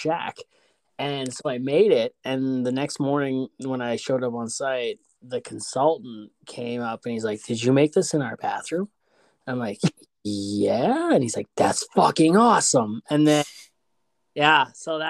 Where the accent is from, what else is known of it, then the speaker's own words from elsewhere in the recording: Ontario, Canada; I was from Ontario